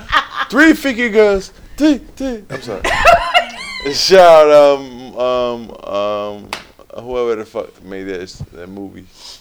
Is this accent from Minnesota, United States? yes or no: no; Baltimore, Maryland, United States; I'm from West Baltimore.